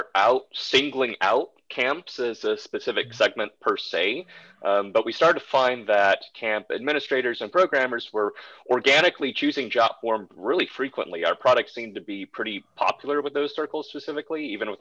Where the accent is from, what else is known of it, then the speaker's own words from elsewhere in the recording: Wisconsin, United States; where I grew up in Wisconsin